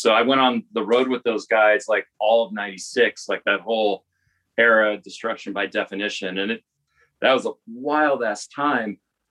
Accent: Las Vegas, Nevada, United States; moved away as an adult; also born or lived in Detroit; now in Chicago, United States; I'm from Las Vegas originally.

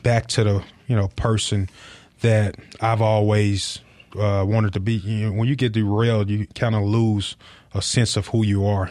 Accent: Tennessee, United States; moved away; also born or lived in Mississippi; I feel like I'm from Mississippi rather than Tennessee.

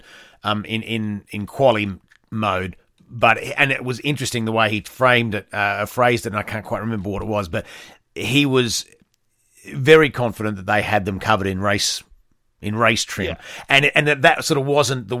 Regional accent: Australia; I'm an Australian

